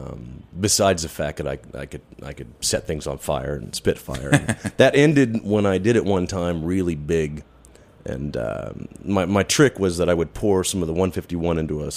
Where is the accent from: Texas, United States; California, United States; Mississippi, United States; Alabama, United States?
Mississippi, United States; Magee; now in Brooklyn, New York, United States; I was born in McGee, Mississippi, a little farm town.